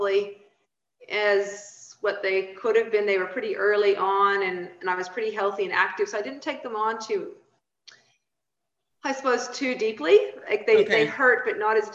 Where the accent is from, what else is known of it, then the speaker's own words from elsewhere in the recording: Saskatchewan, Canada; now in Australia; I grew up in small town Saskatchewan, right next to the Montana border in America.